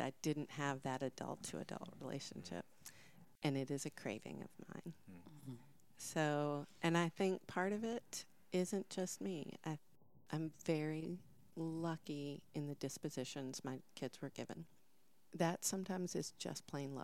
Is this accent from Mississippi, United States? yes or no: yes; Mississippi, United States; I'm from Mississippi